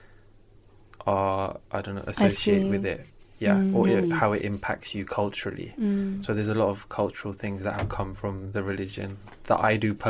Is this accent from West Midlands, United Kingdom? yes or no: no; London, United Kingdom; I grew up in South London.